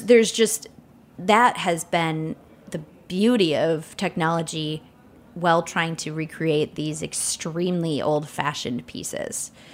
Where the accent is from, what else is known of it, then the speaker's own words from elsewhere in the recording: northern Wisconsin, United States; I'm from a village in northern Wisconsin